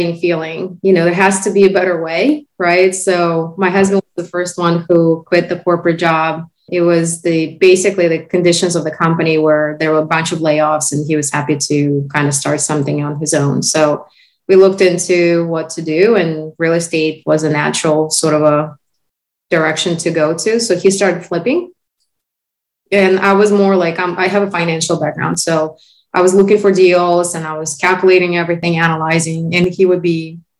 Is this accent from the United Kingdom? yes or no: no; Uzbekistan; first language Russian; English is a second language; moved away as an adult; now in United States; Back in 05, my husband and I both came from the country called Uzbekistan